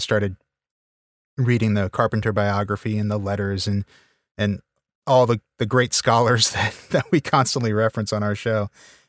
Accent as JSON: {"language": "English", "region": "Louisiana", "country": "United States", "moved": "yes", "lives_now": "Texas, United States", "said": "I live in Texas now, but I am from Louisiana originally."}